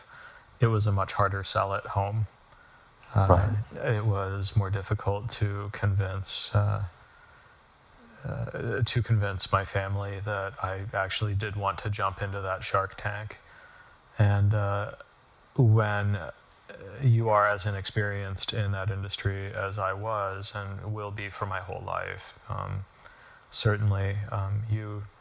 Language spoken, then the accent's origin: English; Rocky Mountains, United States; now in Washington, DC, United States; I grew up in the Rocky Mountains